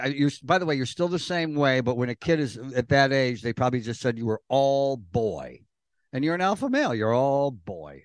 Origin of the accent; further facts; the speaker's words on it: Elmira, New York, United States; the one I grew up going to in Elmira